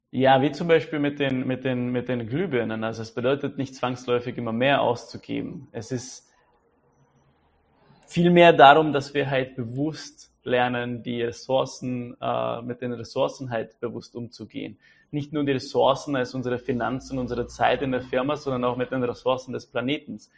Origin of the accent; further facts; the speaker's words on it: Czechia; Da fällt mir auch noch ein, wir haben in Tschechien, weil ich bin ja aus Tschechien, ein äh, tolles Sprichwort.